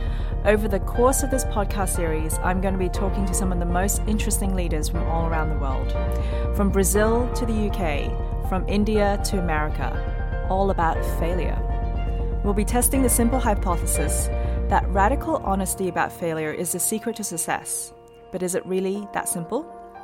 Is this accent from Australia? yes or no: yes; Australia; Australian, sorry.